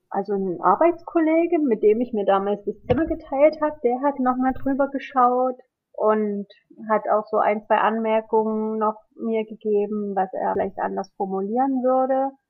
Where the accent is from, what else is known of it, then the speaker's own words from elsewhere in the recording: Germany; Ich bin ja ein Kind in der, als Kind in der DDR aufgewachsen und wenn wir da Bücher aus den alten Bundesländern bekommen haben, die waren dann nochmal ein ganz besonderer Schatz.